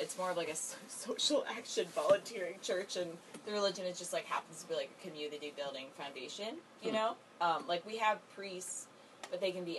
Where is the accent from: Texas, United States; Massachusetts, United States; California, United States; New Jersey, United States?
Massachusetts, United States; I'm from Massachusetts